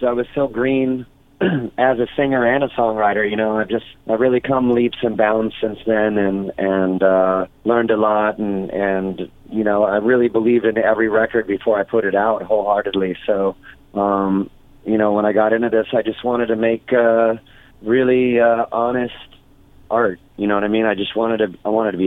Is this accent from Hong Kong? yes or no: no; Orange County, California, United States; also born or lived in Los Angeles, California; I grew up in Orange County, California. You know, I was born in L.A., grew up in Orange County, and then back to L.A. when I was 19